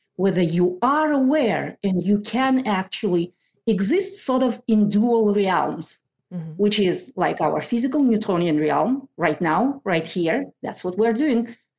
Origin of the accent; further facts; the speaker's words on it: Kazakhstan; moved away as an adult; now in Maple Valley, United States; I lived in that country through 2012. In August 2012, we moved to the US